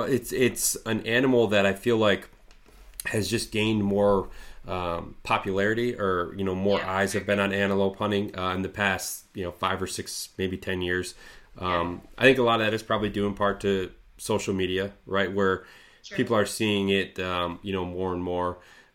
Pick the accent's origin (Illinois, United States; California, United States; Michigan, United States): Michigan, United States; Lewiston; I'm from a small town called Lewiston, Michigan.